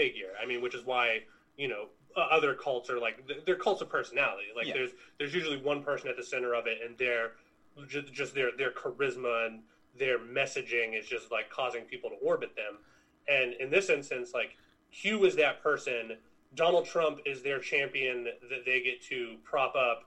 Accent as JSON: {"language": "English", "country": "United States", "said": "as an American citizen"}